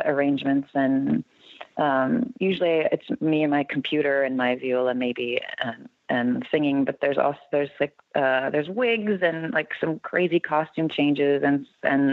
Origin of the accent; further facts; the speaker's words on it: Barrington, Illinois, United States; I grew up in the western burbs of Chicago, Barrington, and then went to Northwestern to study music